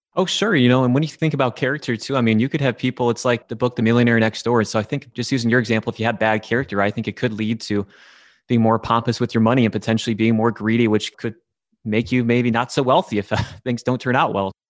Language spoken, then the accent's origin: English; Midland, Michigan, United States; I'm from the Midland area